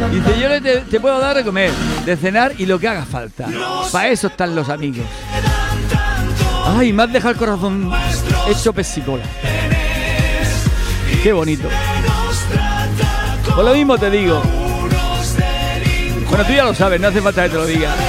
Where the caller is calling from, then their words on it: Formentera, Balearic Islands, Spain; de buenos días … de Formentera.